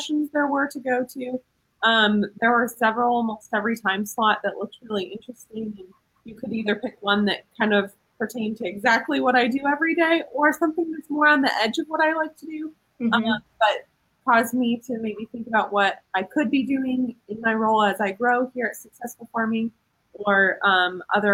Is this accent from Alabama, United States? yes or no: no; Southeast Iowa, United States; also born or lived in Des Moines, Iowa; I grew up in Southeast Iowa.